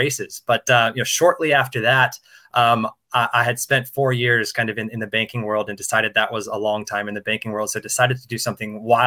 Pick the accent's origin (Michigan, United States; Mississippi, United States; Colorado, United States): Colorado, United States; Denver; moved away as an adult; also born or lived in London; now in Singapore; I'm a U.S. citizen, born and raised in Denver, Colorado.